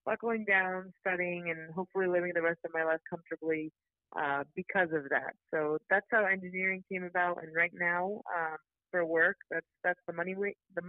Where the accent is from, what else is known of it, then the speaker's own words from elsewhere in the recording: San Diego, California, United States; I'm from San Diego, California